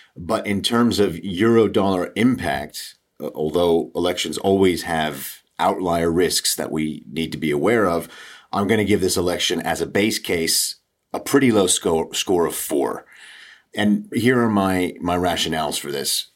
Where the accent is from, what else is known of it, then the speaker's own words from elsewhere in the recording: United States; moved away as an adult; now in United Kingdom; after me living in the U K for nearly twenty years, you can still tell that I'm an American